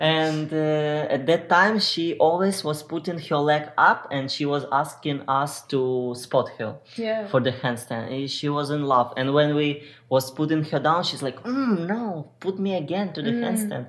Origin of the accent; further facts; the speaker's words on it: Ukraine; English is a second language; moved away as an adult; get out from my country, because I'm from Ukraine